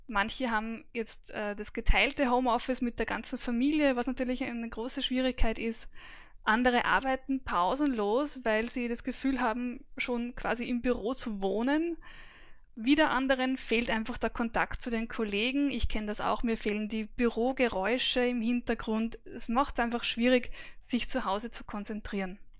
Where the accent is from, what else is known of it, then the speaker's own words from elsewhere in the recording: Vienna, Austria; Mein Alter ist 45. Ich bin geboren und aufgewachsen in Wien.